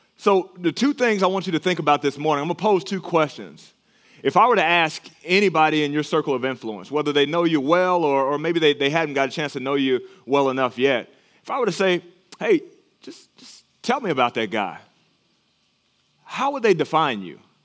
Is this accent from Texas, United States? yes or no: yes; Texas, United States; moved away; my home state of Texas